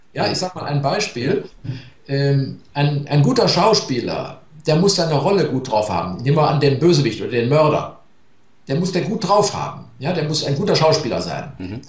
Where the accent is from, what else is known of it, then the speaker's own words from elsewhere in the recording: Germany; die Deutschen sind Waldvölker